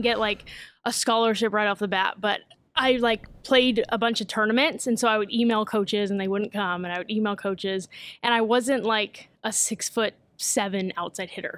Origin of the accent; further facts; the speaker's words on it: Vallejo, California, United States; I'm from Vallejo, California. Um, grew up there